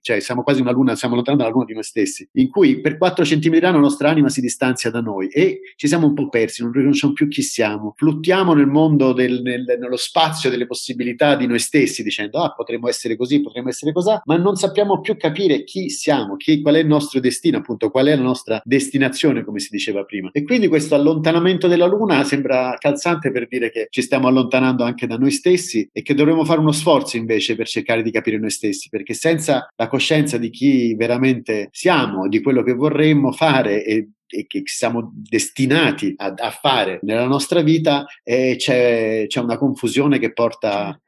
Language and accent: Italian; Rome, Lazio, Italy; moved away as an adult; tornare a Roma, tornare in Italia e occuparmi del mio paese